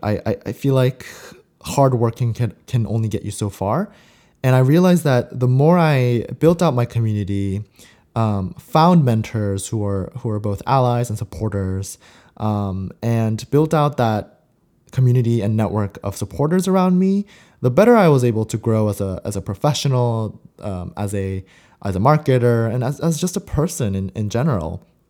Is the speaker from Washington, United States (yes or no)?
no; Southern California, United States; also born or lived in Seoul, South Korea; I am a Korean American who immigrated to Southern California when I was about nine. I was born in Seoul, South Korea, and I moved here with my family. And I grew up in Southern California for about ten years